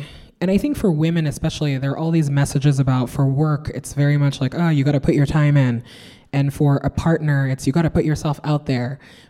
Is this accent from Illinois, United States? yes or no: no; New York, United States; I'm also a New Yorker, so I am surrounded by rats.